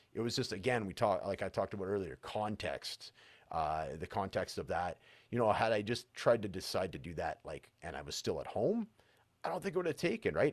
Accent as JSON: {"language": "English", "town": "Prince George", "region": "British Columbia", "country": "Canada", "tie": "born or raised there", "moved": "yes", "lives_now": "Edmonton, Canada", "said": "my hometown, which is Prince George, British Columbia, and Edmonton, where I currently live"}